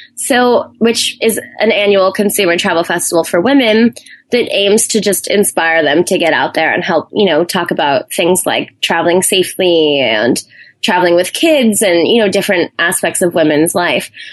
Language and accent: English; Hawaii, United States; moved away as an adult; also born or lived in Arizona / New Zealand; I grew up in Hawaii on an island, and my family weren't really big travelers